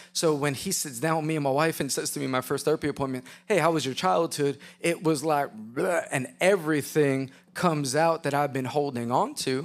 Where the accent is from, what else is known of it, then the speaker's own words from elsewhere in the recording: New York City, New York, United States; I was a chubby white boy. with a bowl haircut growing up in Queens, New York.